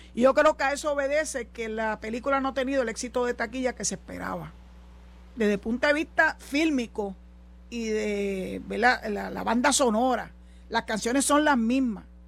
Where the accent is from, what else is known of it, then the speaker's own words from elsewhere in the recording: Puerto Rico; los puertorriqueños, porque somos tan ciudadanos americanos como cualquiera